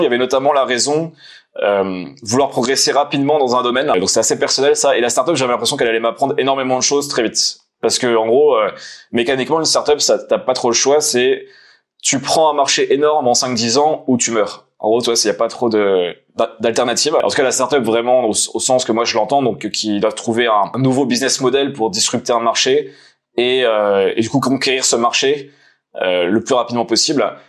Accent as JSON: {"language": "French", "town": "Nancy", "region": "Grand Est", "country": "France", "tie": "born or raised there", "said": "je suis de Nancy, originaire de Nancy, donc dans le Nord-Est"}